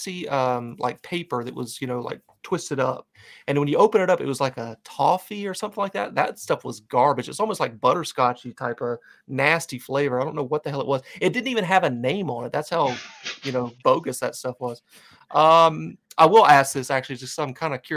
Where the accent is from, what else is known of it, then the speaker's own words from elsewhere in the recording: North Carolina, United States; moved away; when I'm down in North Carolina in my hometown, everybody knows me as the Michael Myers of Bethlehem Estates, which is where I grew up